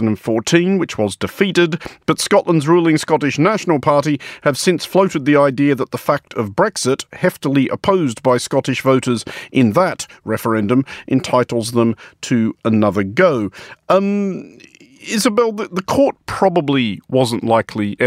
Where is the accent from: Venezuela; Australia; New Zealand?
Australia; I'm Australian